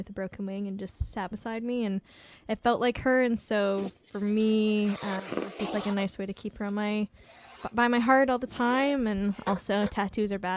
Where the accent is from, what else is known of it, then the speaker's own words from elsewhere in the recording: West Coast, United States; growing up in the West Coast, you really love mountains